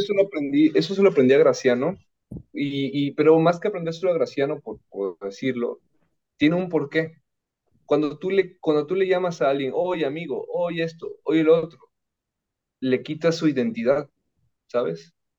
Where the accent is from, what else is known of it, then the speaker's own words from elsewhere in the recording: Veracruz, Mexico; yo soy de Veracruz